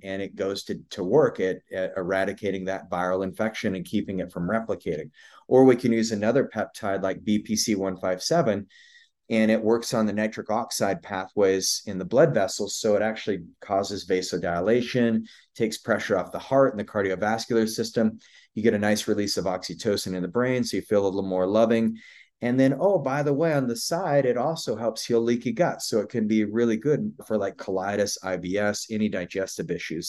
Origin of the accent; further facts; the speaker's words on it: Idaho, United States; I, I grew up in Idaho, grew up on a cattle ranch.